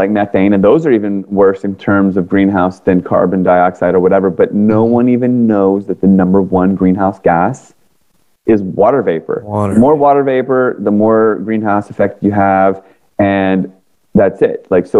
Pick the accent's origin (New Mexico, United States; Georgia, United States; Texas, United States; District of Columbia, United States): District of Columbia, United States; Washington; because I grew up in Washington, D.C. area. All my friends ended up working for Booz Allen Hamilton, Northrop Grumman, all these government contractors. Mm-hmm. I moved to California.